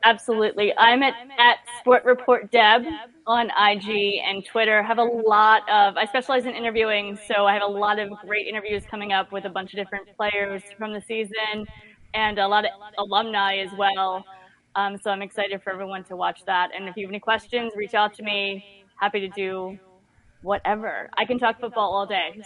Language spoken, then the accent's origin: English; New Jersey, United States; also born or lived in Atlanta; we're from South Jersey